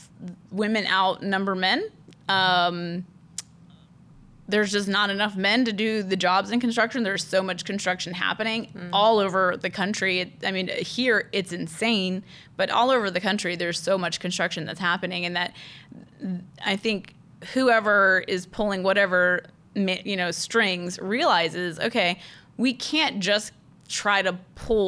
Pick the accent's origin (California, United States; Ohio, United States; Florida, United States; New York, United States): Florida, United States; Orlando; I grew up in Orlando